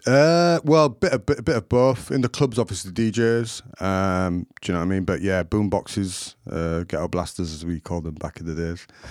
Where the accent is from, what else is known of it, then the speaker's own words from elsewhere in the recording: Leeds, Yorkshire and the Humber, United Kingdom; I'm from Burley in Leeds, Burley Road, but people class it as Hyde Park now